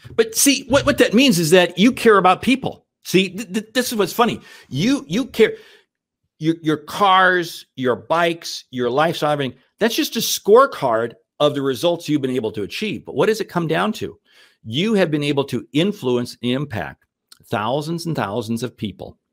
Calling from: Omaha, Nebraska, United States; I'm calling in from Omaha, Nebraska today

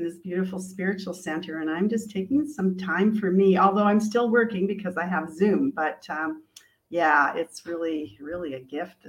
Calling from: Ajijic, Jalisco, Mexico; I am zooming in from Mexico, Ajica.

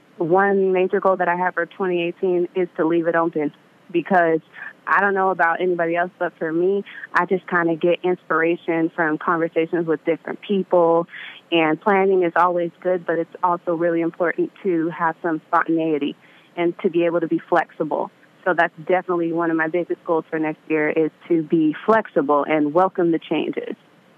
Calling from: Vallejo, California, United States; From Vallejo, the Bay Area.

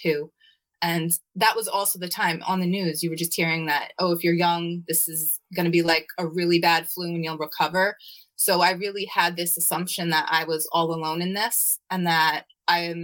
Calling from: Waldwick, New Jersey, United States; I'm calling in from Waldwick, New Jersey

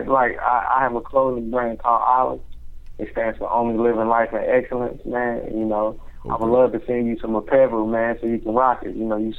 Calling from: Nashville, Tennessee, United States; I'm calling from Nashville, Tennessee.

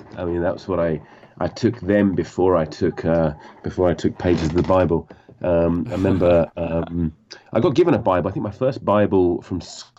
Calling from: London, United Kingdom; I'm in London, West London.

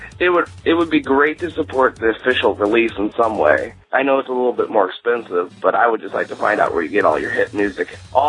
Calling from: St. Charles, Missouri, United States; from St. Charles, Missouri.

